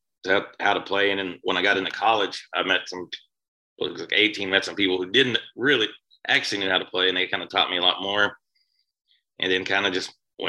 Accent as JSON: {"language": "English", "area": "Sequoyah County", "region": "Oklahoma", "country": "United States", "tie": "born or raised there", "also_born_or_lived": "Tahlequah, Oklahoma", "said": "I was born in Tahlequah. I grew up in Sequoia County, which is just a couple counties down, like not far from here, and it's in the Cherokee Nation too."}